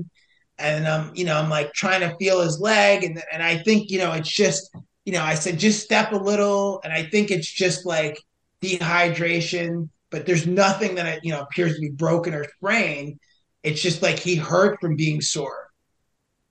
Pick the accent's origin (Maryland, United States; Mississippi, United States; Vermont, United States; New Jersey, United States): New Jersey, United States; I'm from Jersey and we don't like